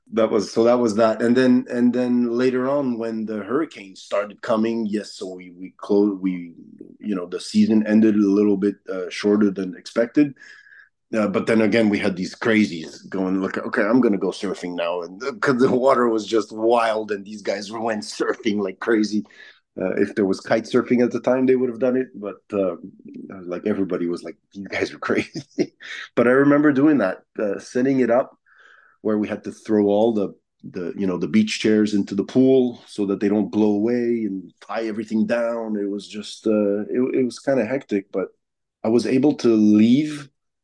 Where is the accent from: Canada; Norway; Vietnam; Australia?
Canada; If it's gonna be too hard to do in the States as a Canadian, might as well just keep it in Canada and go to the Canadian Hollywood, basically.